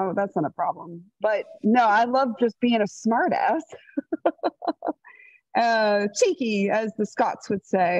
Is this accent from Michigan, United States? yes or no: no; St. Petersburg, Florida, United States; I grew up in the St. Pete area included Tampa Bay and even some of Orlando and Clearwater